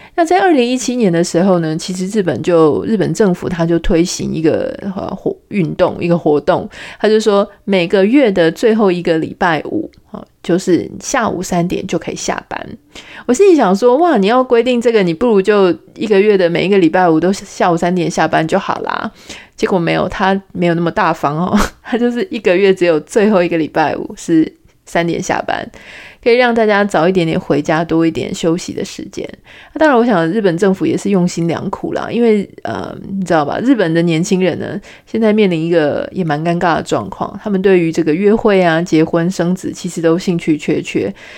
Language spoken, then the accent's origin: Chinese; Taiwan; 我们台湾人